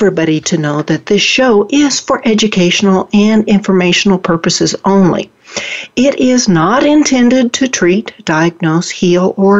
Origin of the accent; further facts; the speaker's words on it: Oklahoma, United States; accent: Oklahoma; moved away; also born or lived in Dallas, Texas; I was born and raised in Oklahoma and went to college in Oklahoma and lived for a year in Dallas. So if my listeners see me falling back into my Oklahoma accent, that is why.